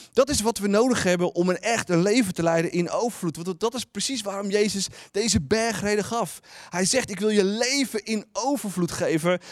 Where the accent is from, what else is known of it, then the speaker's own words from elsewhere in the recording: Netherlands; als Nederlanders